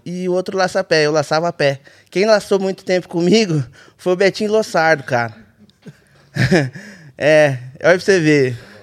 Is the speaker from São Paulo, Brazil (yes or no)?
yes; Bragança Paulista, São Paulo, Brazil; Sou nascido e criado em Bragança